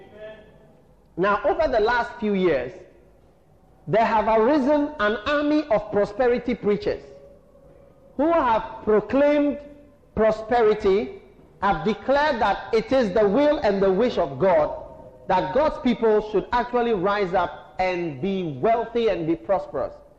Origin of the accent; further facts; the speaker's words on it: Ghana; we are Ghanaian